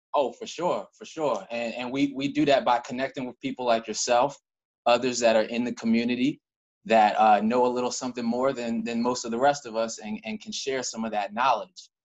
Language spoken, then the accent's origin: English; Cockeysville, Maryland, United States; I am from Baltimore County, specifically, if you know the area. I'm from a little town called Cockeysville